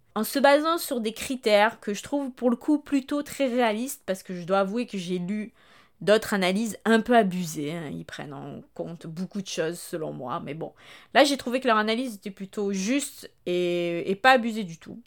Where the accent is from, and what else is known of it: France